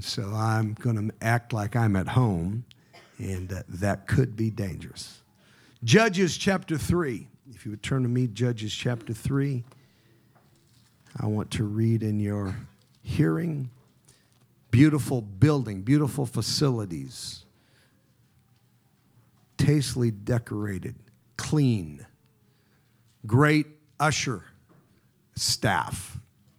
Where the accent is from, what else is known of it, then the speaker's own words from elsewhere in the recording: Pasadena, California, United States; also born or lived in Louisiana; I was born in L.A., in Pasadena.